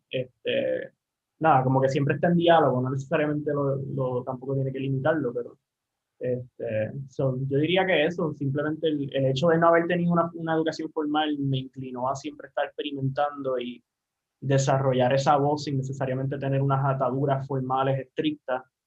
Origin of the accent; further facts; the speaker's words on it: Aguadilla, Puerto Rico; also born or lived in San Juan, Puerto Rico; regresé a, a, Guadilla, a la base, que es de donde yo soy